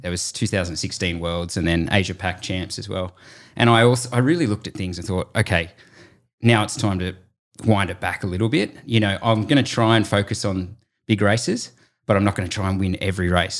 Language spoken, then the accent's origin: English; Lord Howe Island, New South Wales, Australia; Cam Wirth and I were both sort of growing up on Lord Howe Island